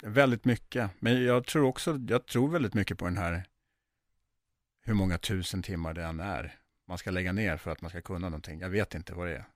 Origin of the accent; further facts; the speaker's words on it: Sweden; jag är ju uppvuxen i Sverige